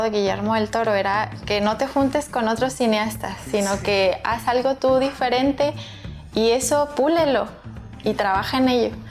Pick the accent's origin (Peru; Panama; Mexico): Mexico; Soy mexicana.